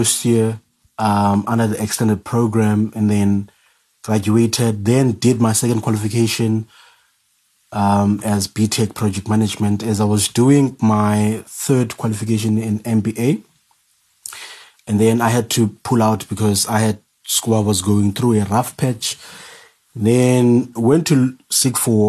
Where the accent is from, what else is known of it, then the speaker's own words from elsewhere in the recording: Cape Town, Western Cape, South Africa; I was born and bred in Ekhayelitsha